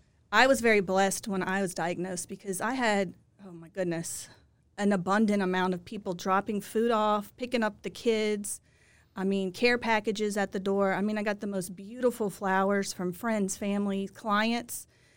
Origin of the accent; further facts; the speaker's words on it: Lafayette, Louisiana, United States; now in Baton Rouge, United States; Well, I grew up in Lafayette, but I've been in Baton Rouge since I finished law school in 2007.